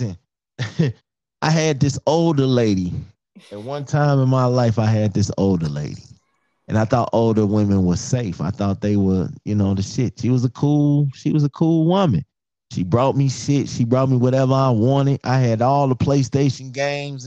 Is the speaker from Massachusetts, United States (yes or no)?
no; Chicago, Illinois, United States; born and raised in the streets of Chicago